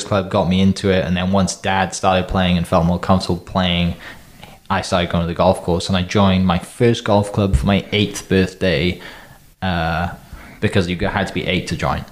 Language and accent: English; Wales, United Kingdom; moved away as an adult; now in Oklahoma, United States; I'm from Wales in the UK. Came to the States to play golf